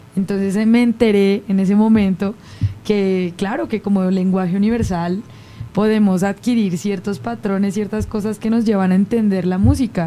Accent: Colombia; es tradición oral en mi país. Entonces viajar dentro de Colombia

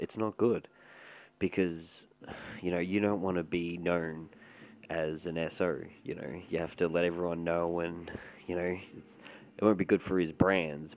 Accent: Melbourne, Victoria, Australia; I'm from Melbourne, Victoria, or Melbourne, Melbourne, Australia

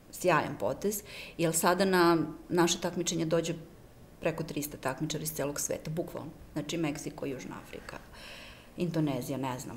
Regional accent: Serbia

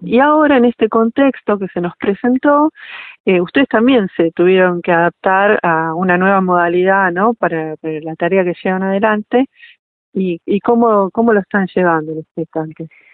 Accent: Argentina; como argentinos

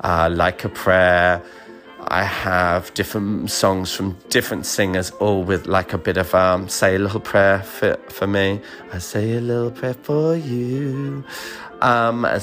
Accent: United Kingdom; being British

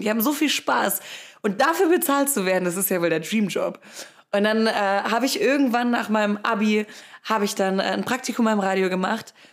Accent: Rottweil, Baden-Württemberg, Germany; Ich bin nämlich auf einem Bauernhof groß geworden. In der Nähe von Rottweil

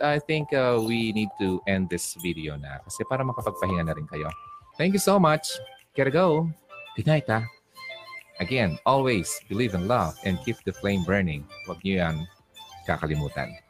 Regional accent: Albay, Bicol Region, Philippines; albay, albayano po ako

